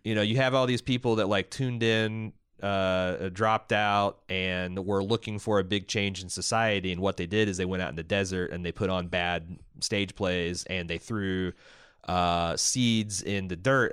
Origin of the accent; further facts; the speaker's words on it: Southern Indiana, United States; growing up in Southern Indiana